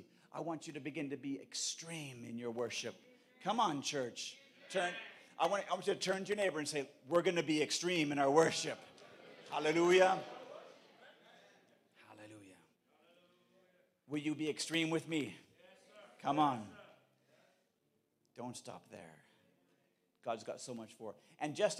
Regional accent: Canada; I come from Canada

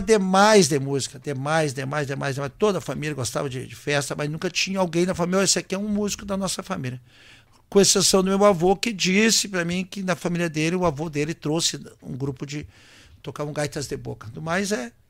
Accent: Santa Cruz do Sul, Rio Grande do Sul, Brazil; moved away as an adult; also born or lived in São Leopoldo; Sou natural de Santa Cruz do Sul. Colônia, plantador de fumo. Né? Eu me criei ah, sempre indo para a colônia

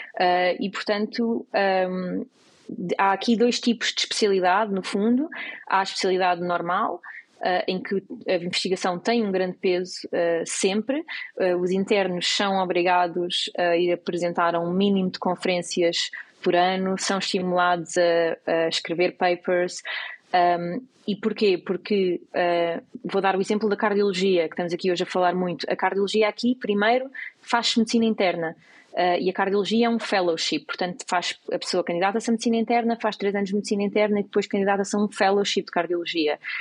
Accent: Portugal; moved away as an adult; now in United States; nós portugueses

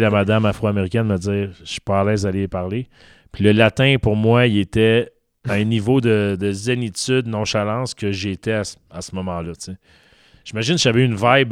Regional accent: Montreal, Quebec, Canada; je viens de Montréal

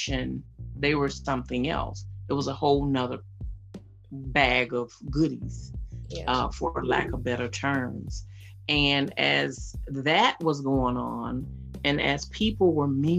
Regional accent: West Palm Beach, Florida, United States; I'm from West Palm Beach, Florida

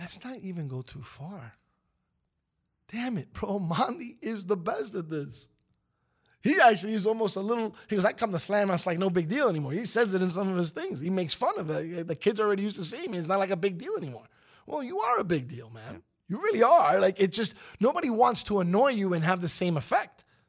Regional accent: New York, United States; as a New Yorker

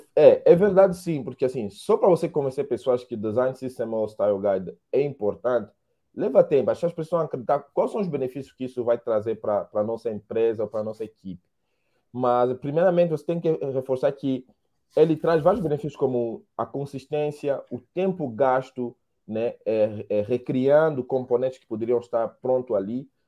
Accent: Angola; moved away as an adult; now in Brazil; sou angolano, moro no Brasil já 10 anos

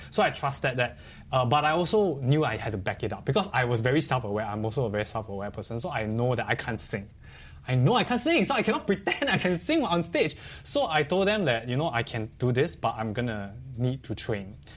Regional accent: Singapore; I was very proud as a Singaporean at that point.

